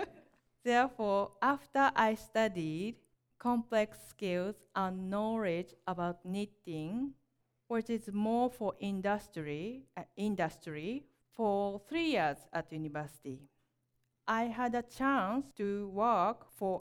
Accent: Kyoto, Japan; English is a second language; also born or lived in Osaka, Japan / Nottingham, England; I come from Kyoto, Japan

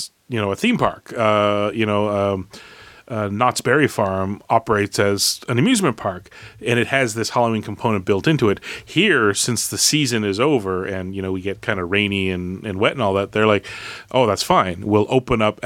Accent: Canada; I'm a Canadian

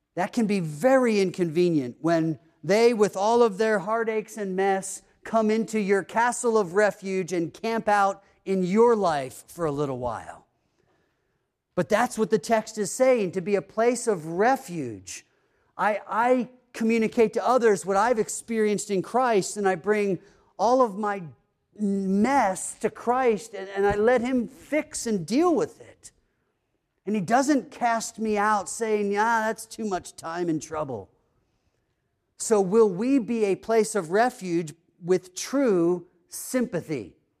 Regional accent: East Coast, United States; moved away; growing up on the East Coast, that area is kinda known for being kind of cold

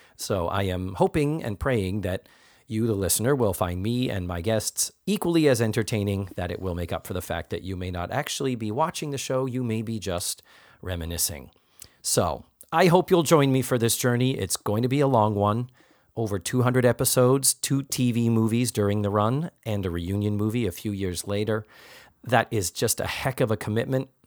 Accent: Boston, Massachusetts, United States; outside of Boston, which is my hometown

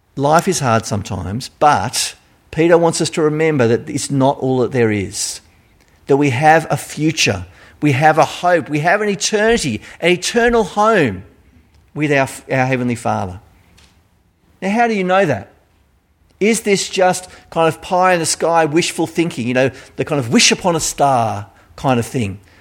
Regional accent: Australia; accent: Australian; my Australian accent

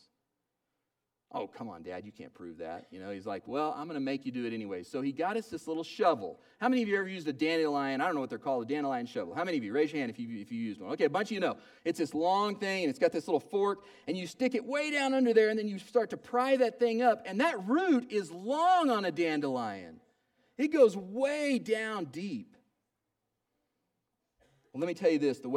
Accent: Oklahoma, United States; When I was growing up in Oklahoma, we had a yard.

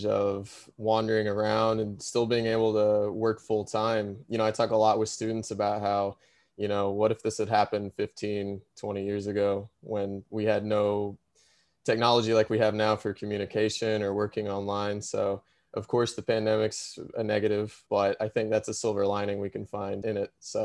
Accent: Ozarks region, Missouri, United States; I'm actually a native from the Ozarks region. From Missouri.

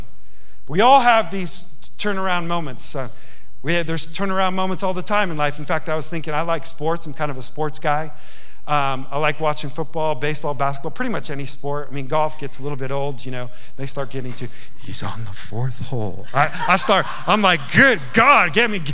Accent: Yonkers, New York, United States; now in Montana, United States; I grew up in Yonkers, New York

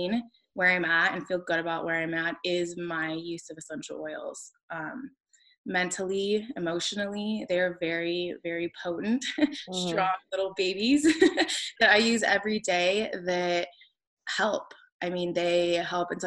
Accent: Las Vegas, Nevada, United States; I grew up in Las Vegas, Nevada, and it's just a totally different beast there

